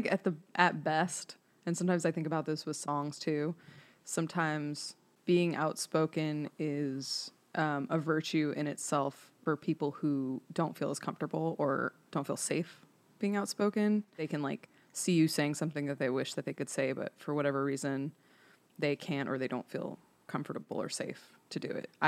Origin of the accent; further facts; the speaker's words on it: Bay Area, California, United States; moved away as an adult; now in Nashville, United States; I was raised by wolves in California